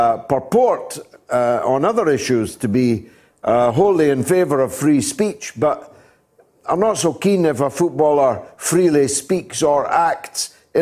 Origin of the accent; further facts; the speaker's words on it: Scotland, United Kingdom; we're Scottish.